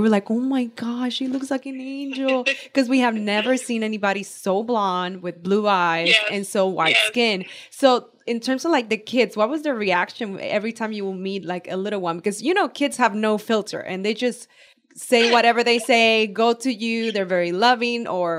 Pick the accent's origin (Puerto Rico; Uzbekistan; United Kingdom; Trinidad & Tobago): Puerto Rico; I grew up in Puerto Rico